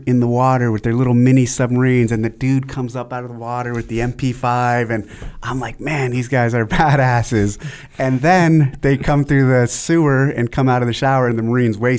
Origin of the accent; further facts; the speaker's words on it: San Jose, California, United States; also born or lived in Aromas, California; I was born in San Jose, California, 77